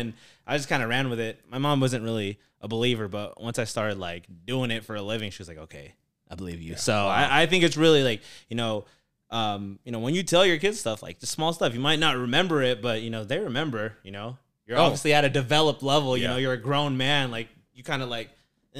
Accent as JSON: {"language": "English", "country": "Philippines", "said": "and I'm Filipino, too, so, like, you guys are going to understand the story."}